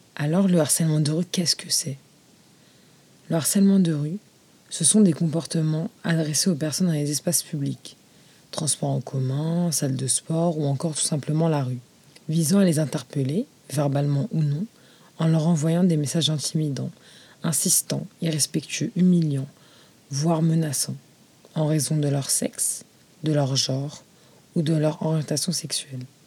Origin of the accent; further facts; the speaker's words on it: France; je suis française musulmane d'origine marocaine